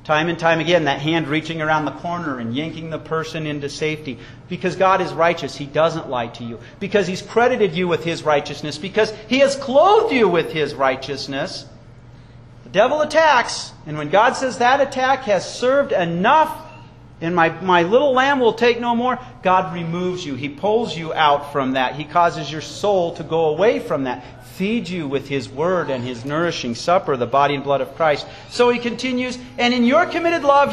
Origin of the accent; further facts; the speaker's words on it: Wyoming, United States; I was raised in Wyoming